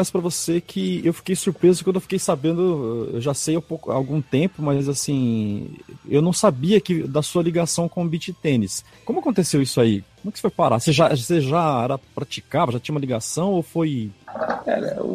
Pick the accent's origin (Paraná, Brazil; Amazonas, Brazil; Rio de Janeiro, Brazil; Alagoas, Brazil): Paraná, Brazil; Maringá; Eu sou de Maringá, né?